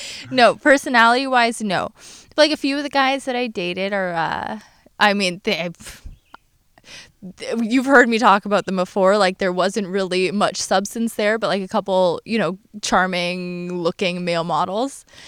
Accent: Hamilton, Ontario, Canada; I was from Hamilton

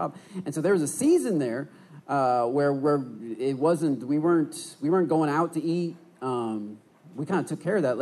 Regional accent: Port Huron, Michigan, United States; I'm from Port Huron, Michigan, which is right on the thumb of the knuckle of the thumb of Michigan

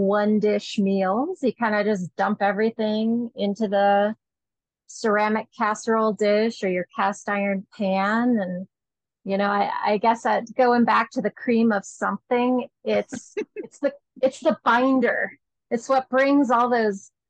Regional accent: Fargo, North Dakota, United States; moved away as an adult; also born or lived in Minnesota; now in Colorado, United States; I was born in Fargo, North Dakota, and I lived there until I went away to college

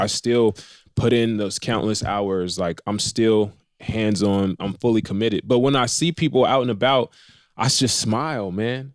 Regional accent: Riverside, California, United States; I'm from Riverside, uh, the Inland Empire

